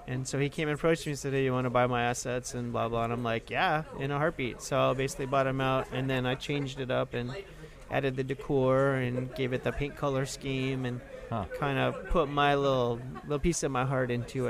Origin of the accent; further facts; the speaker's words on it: San Diego, California, United States; now in New Orleans, United States; I was born in San Diego.